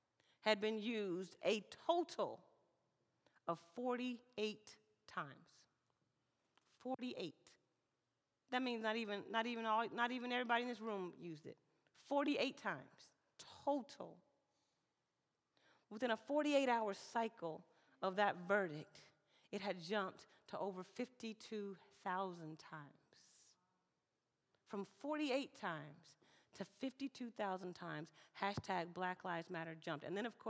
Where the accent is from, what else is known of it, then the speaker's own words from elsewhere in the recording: Mississippi, United States; now in Portland, United States; I'm an African-American woman. I was raised in the South in Mississippi, and then I traveled with a military family.